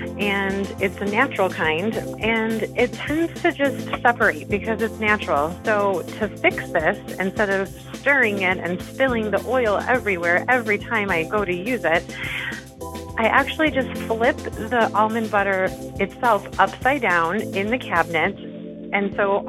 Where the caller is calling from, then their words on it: Colorado, United States; I'm calling from Colorado